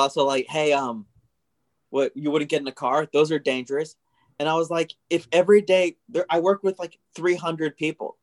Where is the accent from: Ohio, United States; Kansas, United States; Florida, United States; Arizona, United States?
Arizona, United States; I'm from Arizona